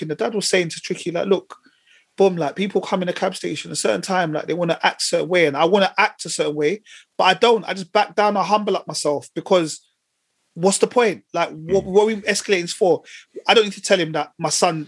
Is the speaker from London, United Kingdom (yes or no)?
yes; London, United Kingdom; growing up in Tottenham